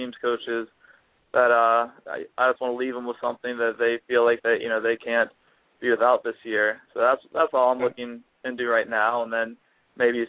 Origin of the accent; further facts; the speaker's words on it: St. Augustine, Florida, United States; I'm from St. Augustine, Florida, so I was always a big Jaguars fan right up the road.